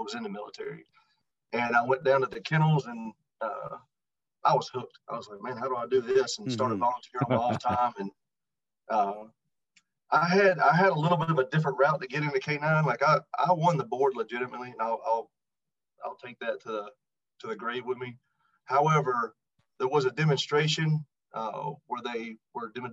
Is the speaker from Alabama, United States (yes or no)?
yes; Tuscaloosa, Alabama, United States; I was born and raised in Tuscaloosa, Alabama